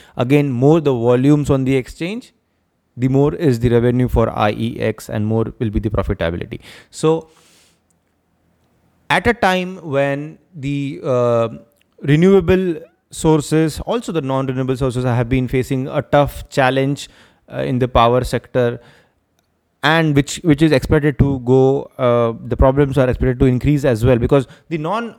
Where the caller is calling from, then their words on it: Maharashtra, India; in many parts of India, and I am speaking from Maharashtra. There is a power crunch which we are witnessing here in Maharashtra as well.